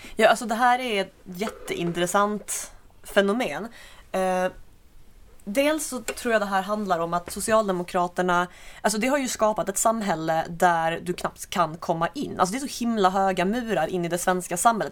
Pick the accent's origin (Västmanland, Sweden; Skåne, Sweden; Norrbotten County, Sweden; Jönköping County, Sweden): Skåne, Sweden; jag kommer väl inte från Landskrona, bara från grannkommunen